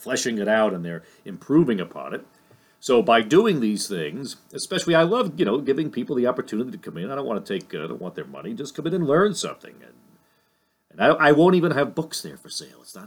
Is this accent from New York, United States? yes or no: no; Lyndhurst, New Jersey, United States; my hometown here in Lyndhurst, New Jersey